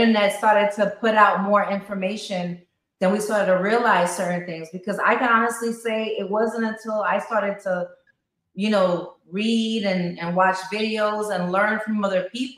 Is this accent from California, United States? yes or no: no; New York City, New York, United States; I grew up in Queens